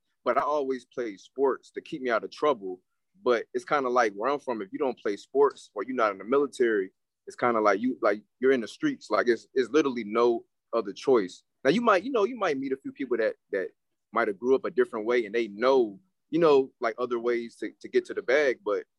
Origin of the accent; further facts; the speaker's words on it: Hampton, Virginia, United States; moved away as an adult; now in Atlanta, United States; You know what I'm saying? I'm an artist from Hampton, Virginia.